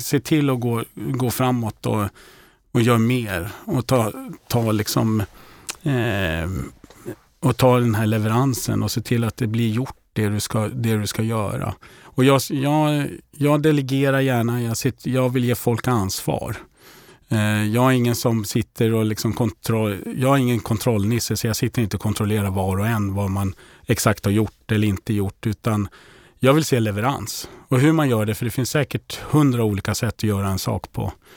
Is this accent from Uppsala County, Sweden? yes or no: yes; Uppsala, Uppsala County, Sweden; moved away; jag är en kille från Uppsala, uppfödd och uppväxt i Uppsala